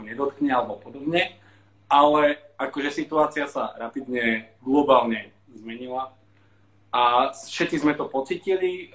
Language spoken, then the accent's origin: Slovak; Slovakia; moved away as an adult; now in Sydney, Australia; ja milujem Slovensko a raz sa tam vrátim, na dôchodok určite